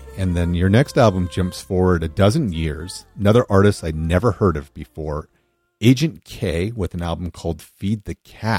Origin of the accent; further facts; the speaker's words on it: San Gabriel Valley, California, United States; I grew up in the San Gabriel Valley